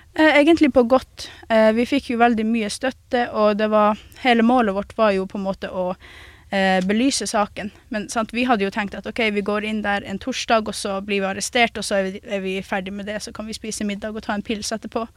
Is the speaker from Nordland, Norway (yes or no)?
no; Kautokeino, Finnmark, Norway; jeg vokste opp i en plass som Kautokeino